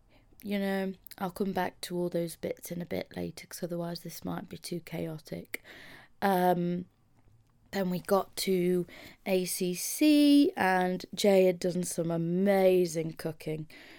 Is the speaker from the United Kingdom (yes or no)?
yes; Mansfield, East Midlands, United Kingdom; So I came from Mansfield. I drove to Nash's in Birmingham, stayed the night.